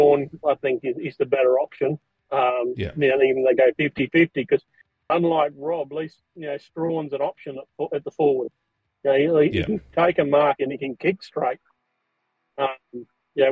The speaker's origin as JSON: {"language": "English", "town": "Broken Hill", "region": "New South Wales", "country": "Australia", "tie": "born or raised there", "said": "I grew up in Broken Hill"}